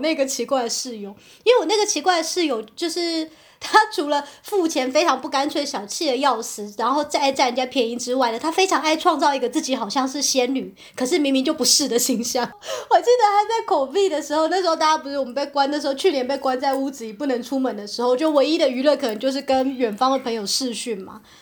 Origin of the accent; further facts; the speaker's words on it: Taipei, Taiwan; moved away; 我是来自台北